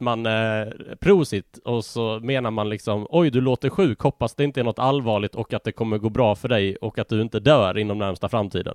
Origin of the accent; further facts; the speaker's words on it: Malmö, Skåne, Sweden; now in Gothenburg, Sweden; jag är uppvuxen i Malmö, jag bor i Göteborg.